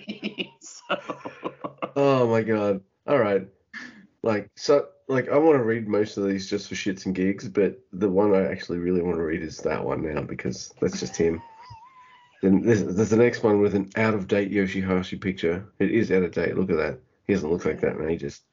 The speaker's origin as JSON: {"language": "English", "country": "Australia", "said": "I'm Australian"}